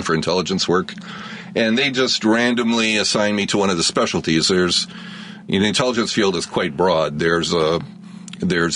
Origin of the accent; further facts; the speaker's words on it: Chicago, Illinois, United States; Well, I grew up here in Chicago. I grew up on the South Side. Currently, I live out in the burbs